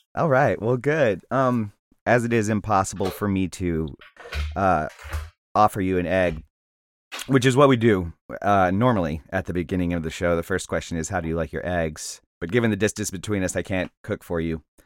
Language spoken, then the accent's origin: English; Mississippi Gulf Coast, United States; also born or lived in Arkansas; now in New Orleans, United States; I grew up on the Mississippi Gulf Coast, uh, but I've lived in New Orleans since 2003